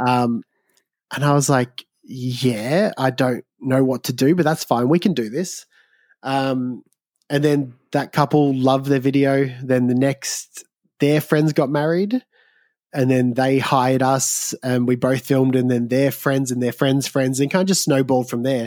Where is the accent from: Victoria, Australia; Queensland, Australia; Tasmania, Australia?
Victoria, Australia; Southeast; I grew up in Southeast Victoria